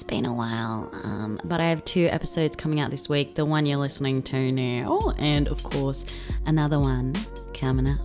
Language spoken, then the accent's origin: English; Blue Mountains, New South Wales, Australia; I'm from the Blue Mountains. I fucking played netball against Bathurst.